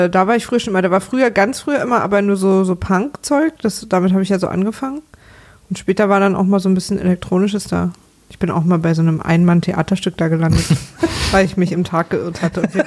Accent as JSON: {"language": "German", "region": "Berlin", "country": "Germany", "tie": "born there", "said": "Ich war halt im Prenzlauer Berg unterwegs, wo ich geboren bin."}